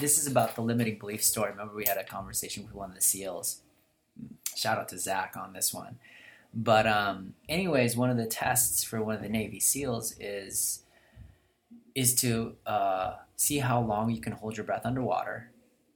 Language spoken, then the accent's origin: English; Philippines; English is a second language; moved away; I'm from Philippines